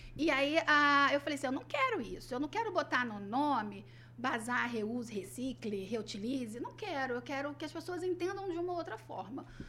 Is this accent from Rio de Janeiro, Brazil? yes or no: yes; Rio de Janeiro, Brazil; accent: carioca; moved away; sou nascida no Rio, nascida e criada no Rio